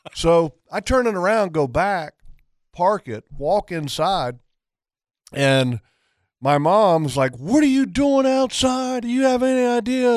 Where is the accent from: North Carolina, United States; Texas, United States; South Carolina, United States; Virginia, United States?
Virginia, United States; my dad's from Virginia, you know, where I was raised at.